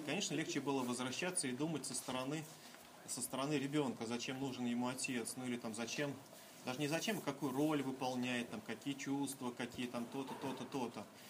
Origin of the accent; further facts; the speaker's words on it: Kaliningrad, Kaliningrad Oblast, Russia; Я из Калининграда